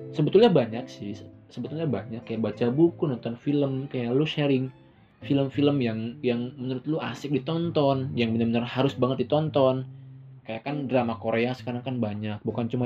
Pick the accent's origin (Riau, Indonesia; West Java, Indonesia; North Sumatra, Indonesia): West Java, Indonesia; kayak gue orang Sunda dan cewek gue orang Padang